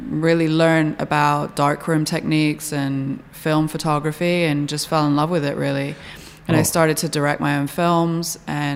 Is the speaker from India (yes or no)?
no; an hour south of London, South East England, United Kingdom; moved away as an adult; now in New York, United States; I grew up in England, hour south of London